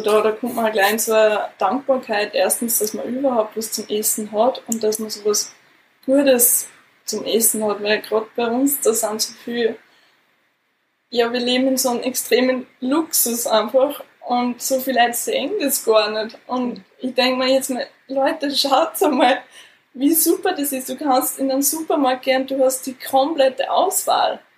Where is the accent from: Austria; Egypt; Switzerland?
Austria; bei uns in Österreich